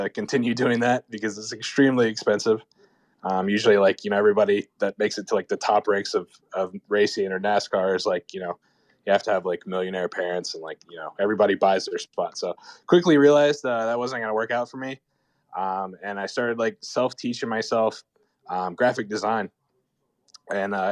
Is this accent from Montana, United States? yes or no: no; Charlotte, North Carolina, United States; my origin story is, I'm from Charlotte, North Carolina